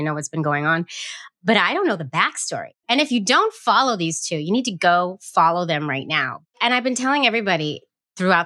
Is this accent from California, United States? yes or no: yes; San Francisco, California, United States; now in New York, United States; I'm from San Francisco originally. I live in New York now